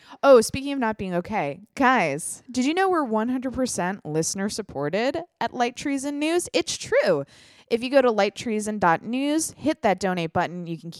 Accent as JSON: {"language": "English", "country": "Ireland", "said": "I can say that because I'm Irish. You can't say that if you're not Irish because it's hateful."}